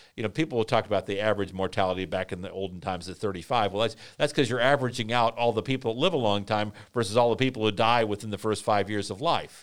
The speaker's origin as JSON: {"language": "English", "town": "Vienna", "region": "Virginia", "country": "United States", "tie": "born or raised there", "said": "Henry David Thoreau Junior High School in Vienna, Virginia, my hometown"}